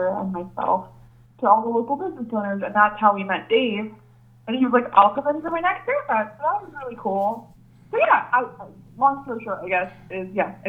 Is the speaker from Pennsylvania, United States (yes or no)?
yes; Easton, Pennsylvania, United States; I'm from Easton, so I was born and raised in Easton. I went to Easton High School.